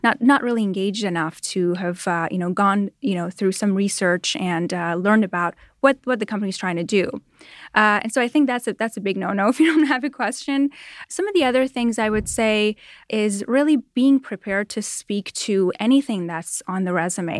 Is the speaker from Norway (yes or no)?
no; Toronto, Ontario, Canada; moved away as an adult; now in Los Angeles, United States; I grew up in Toronto, Canada, and moved here